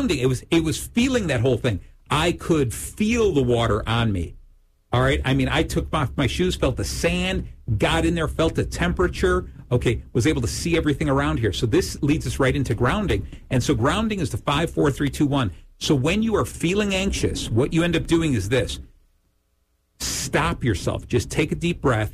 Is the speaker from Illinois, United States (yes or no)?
yes; Lake Zurich, Illinois, United States; in Lake Zurich, my hometown, we do an event